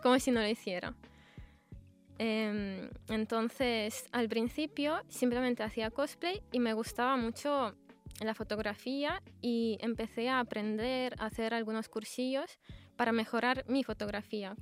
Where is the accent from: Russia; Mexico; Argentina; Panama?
Russia; Spanish is a second language; now in Spain; soy de Rusia